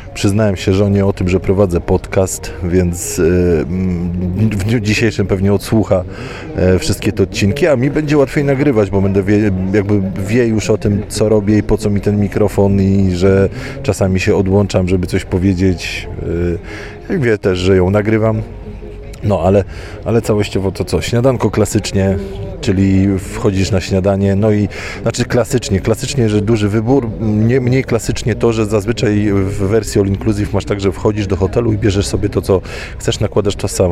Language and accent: Polish; Poland; powiedziałem, że z Polski